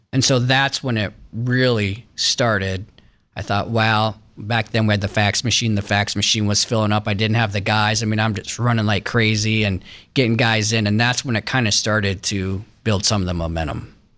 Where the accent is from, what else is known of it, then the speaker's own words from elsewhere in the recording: Westerville, Ohio, United States; grew up in uptown Westerville, Westerville City Schools